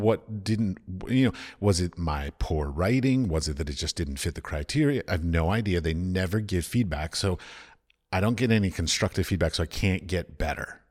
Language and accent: English; United States; moved away as an adult; also born or lived in Middle East; I come from America